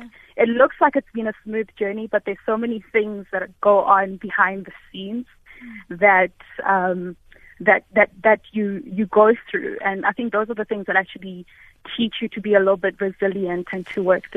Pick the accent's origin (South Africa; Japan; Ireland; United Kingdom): South Africa; born or raised there; English is a second language; also born or lived in Malawi